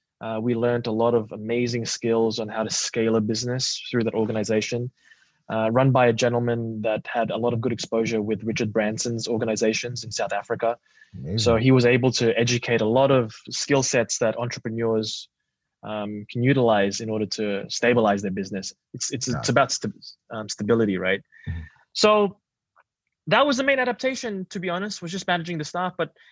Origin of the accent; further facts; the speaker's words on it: Papua New Guinea; also born or lived in Australia; I grew up in Papua New Guinea in Australia. I was Filipino at home.